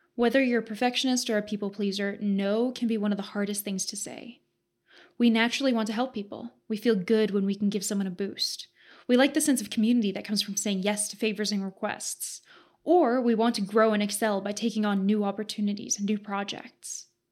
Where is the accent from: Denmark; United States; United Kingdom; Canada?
Canada; Southern Alberta; I'm from Southern Alberta, Canada